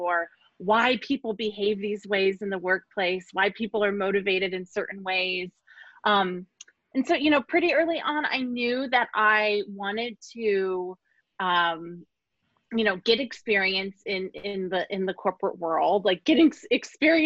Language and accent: English; Arizona, United States; now in San Francisco, United States; I grew up in Arizona, where you really have to look for leaves changing.